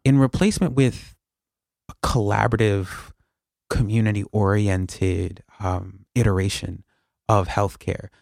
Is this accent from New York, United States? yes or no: yes; New York, United States; I'm born and raised in New York.